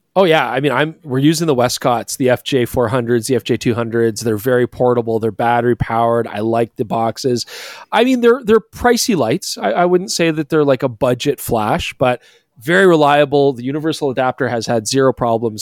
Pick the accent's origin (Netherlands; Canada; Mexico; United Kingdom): Canada; we're Canadian